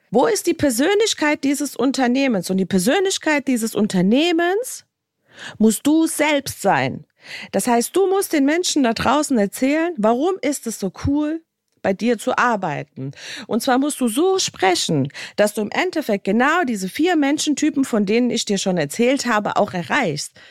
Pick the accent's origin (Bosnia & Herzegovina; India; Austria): Bosnia & Herzegovina; Ihr wisst ja, ich komme aus Bosnien und Herzegowina und Bosnien ist ein Land, was so ein bisschen ziemlich hinten dran steht mit allem, was sie tun.